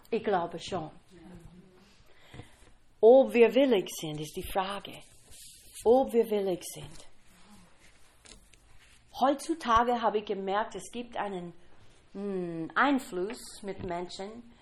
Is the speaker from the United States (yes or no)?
yes; Kentucky, United States; German is a second language; ich komme aus Kentucky, ein bisschen temperamentvoll.